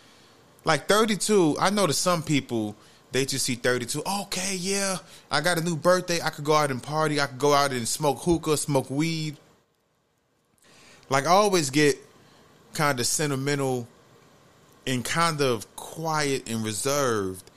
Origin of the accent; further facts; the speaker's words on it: New York City, New York, United States; moved away as an adult; growing up in the Bronx, New York, like, from the age of 2 until about 22 years old